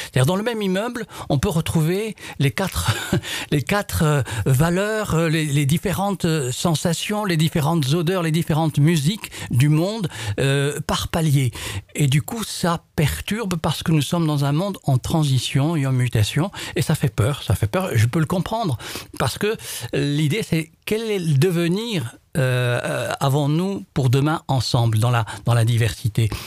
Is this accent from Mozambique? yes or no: no; Morocco; moved away as an adult; also born or lived in Ariège, France; now in France; je suis originaire, mes racines, euh, mes premières strates de vie, c'est au Maroc